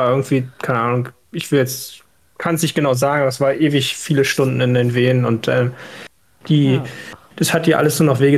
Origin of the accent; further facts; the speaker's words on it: Berlin, Germany; Ich komme aus Berlin.